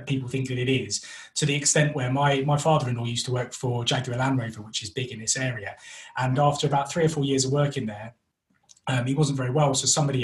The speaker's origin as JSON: {"language": "English", "region": "London", "country": "United Kingdom", "moved": "as an adult", "lives_now": "West Midlands, United Kingdom", "said": "We're originally from North London, which is why I have this wonderful accent. But recently moved up to the West Midlands."}